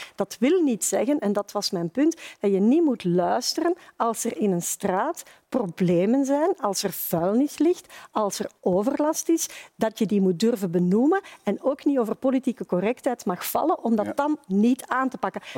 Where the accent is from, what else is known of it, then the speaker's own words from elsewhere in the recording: Flemings, Flanders, Belgium; als Vlamingen